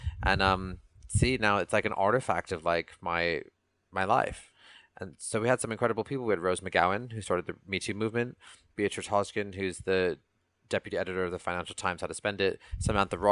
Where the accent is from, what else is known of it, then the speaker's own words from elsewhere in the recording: Canada; now in London, United Kingdom; Bollywood music is something that I grew up with in Canada